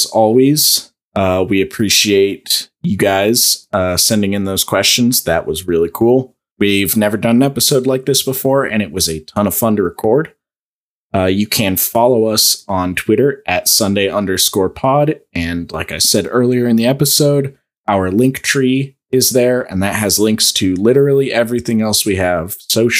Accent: Missouri, United States; also born or lived in Oklahoma; I'm from Missouri. Missouri is firmly in the Midwest

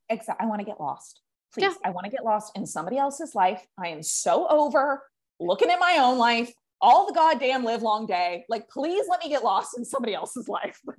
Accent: California, United States; moved away as an adult; now in Puerto Vallarta, Mexico; I live in Puerto Vallarta, Mexico. I used I grew up in California. I have spent the last three years in Mexico

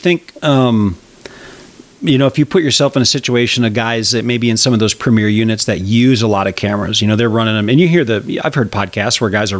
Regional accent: Wisconsin, United States; And I came from Wisconsin, but I just see, you know, organizations like that just really being between a rock and a hard place.

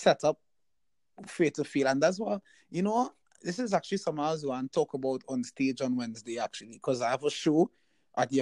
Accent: Trinidad & Tobago; accent: Trinidad; moved away; growing up in Trinidad

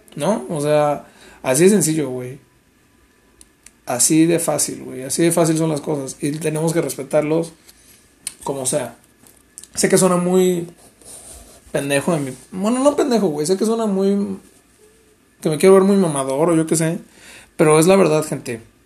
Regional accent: Mexico; Nosotros como mexicanos

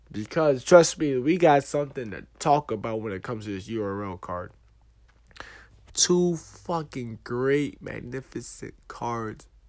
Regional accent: East Orange, New Jersey, United States; I'm from New Jersey. From East Orange

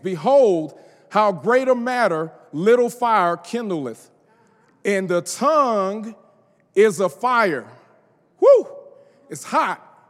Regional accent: the South, United States; I'm from the South

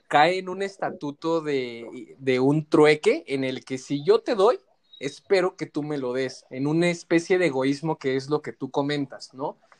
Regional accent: Mexico; como sociedad mexicana que nos encanta el desmadre

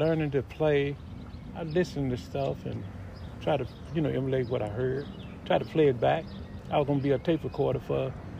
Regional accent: Memphis, Tennessee, United States; Well, Memphis is a place where music is fluent. Music is plentiful. You have to make your own type of music that you would like to be. Mostly music around here is soul music

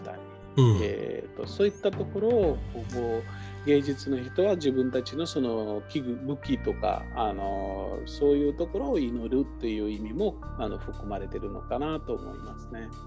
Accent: Maharashtra, India; 私の出身のハラシュト州のモンバイとかプネとか

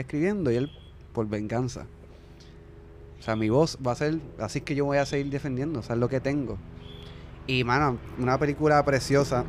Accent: Puerto Rico; nosotros como latinos y como puertorriqueños en particular

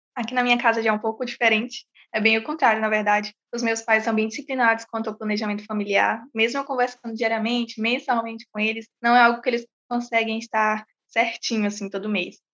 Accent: São Luís, Maranhão, Brazil; tenho 18 anos, sou de São Luís

